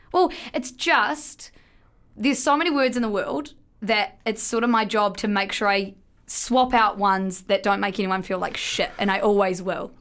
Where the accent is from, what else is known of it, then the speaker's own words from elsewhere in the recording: New Zealand; we're both from New Zealand.